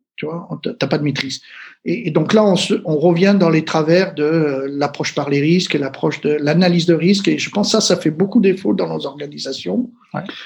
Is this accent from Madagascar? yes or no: no; Marseille, Provence-Alpes-Côte d'Azur, France; je viens de Marseille